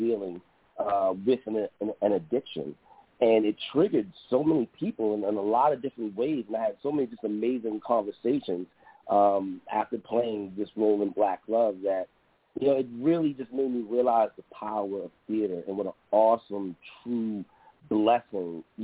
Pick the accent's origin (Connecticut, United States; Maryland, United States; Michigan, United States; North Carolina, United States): Maryland, United States; Baltimore; now in Brooklyn, United States; I'm from Baltimore, Maryland